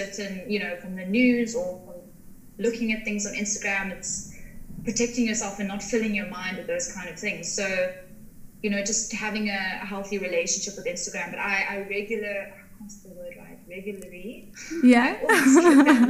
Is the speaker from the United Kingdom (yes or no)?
no; Cape Town, Western Cape, South Africa; also born or lived in Paarl; now in Somerset West, South Africa; I grew up in Cape Town. I moved to like three different areas in South Africa.